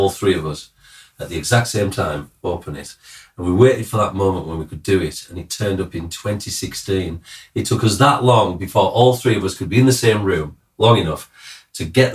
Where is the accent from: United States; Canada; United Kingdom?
United Kingdom; Cumbria, North West England; I'm from the north of England. And what am I? From Newcastle? No, I'm from the other side, Cumbria.